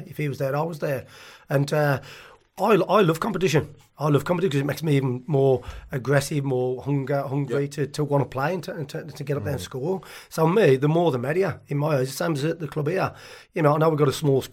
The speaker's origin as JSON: {"language": "English", "town": "Tipton", "region": "West Midlands", "country": "United Kingdom", "also_born_or_lived": "Cannock", "said": "I'm from Tipton"}